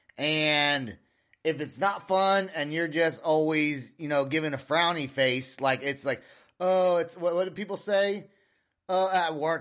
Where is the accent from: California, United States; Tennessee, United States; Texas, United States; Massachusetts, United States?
California, United States; I'm from California